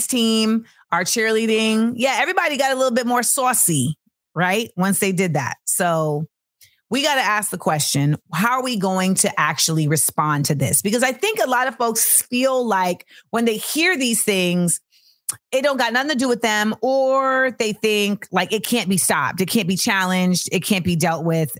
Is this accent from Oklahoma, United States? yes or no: no; Orlando, Florida, United States; moved away; I am from Florida. Like, my mother lives in Florida. Like, I went to high school in Florida